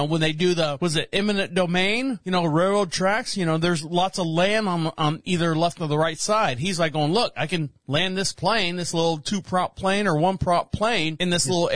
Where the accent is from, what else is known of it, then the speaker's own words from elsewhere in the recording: Orlando, Florida, United States; now in North Carolina, United States; I'm from Florida, born and raised in Orlando, Florida. So I'm a Florida native